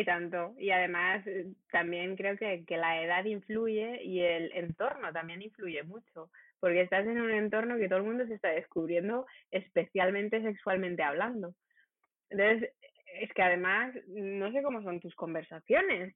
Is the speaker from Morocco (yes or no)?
yes; Rabat, Rabat-Salé-Kénitra, Morocco; Yo de Rabat.